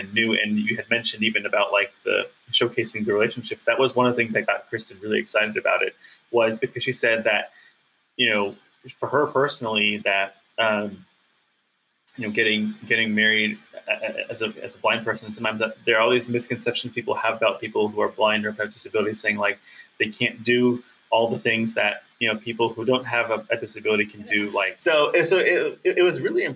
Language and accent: English; Bay Area, just outside San Francisco, California, United States; I'm born and raised in the Bay Area, just outside San Francisco